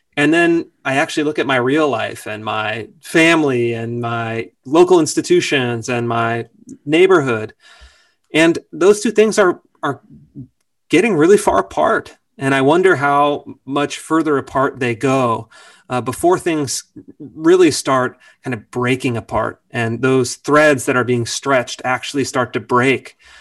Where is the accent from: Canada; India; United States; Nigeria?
United States; Sacramento, California; I grew up in Sacramento. Sacramento, California